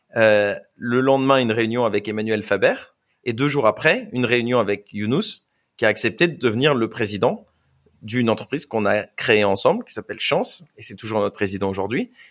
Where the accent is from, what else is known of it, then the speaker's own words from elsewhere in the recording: France; je viens de France